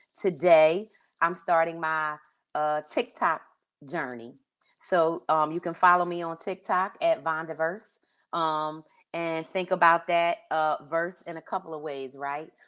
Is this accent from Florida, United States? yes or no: no; Philadelphia, Pennsylvania, United States; also born or lived in Delaware; now in Pacific Northwest, United States; I grew up in Philly